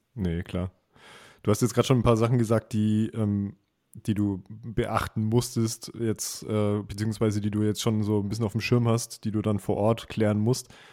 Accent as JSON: {"language": "German", "region": "Southern Germany", "country": "Germany", "said": "bei uns in Süddeutschland"}